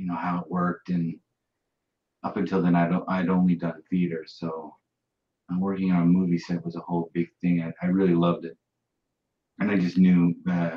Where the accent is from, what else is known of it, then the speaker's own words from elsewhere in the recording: Bozeman, Montana, United States; also born or lived in Livingston, Montana; I was born around Livingston and grew up in Bozeman